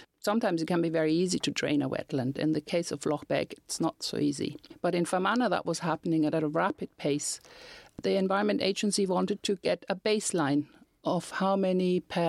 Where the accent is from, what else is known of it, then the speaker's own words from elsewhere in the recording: Germany; moved away as an adult; now in Northern Ireland, United Kingdom; when I came over from Germany to live in Northern Ireland